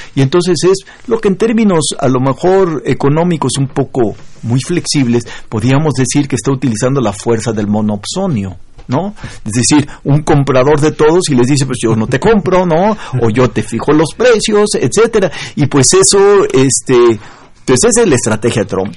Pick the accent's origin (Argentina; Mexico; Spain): Mexico